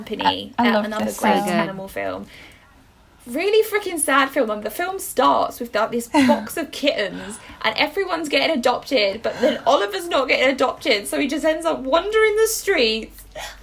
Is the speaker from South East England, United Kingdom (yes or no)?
no; Welsh, Wales, United Kingdom; being Welsh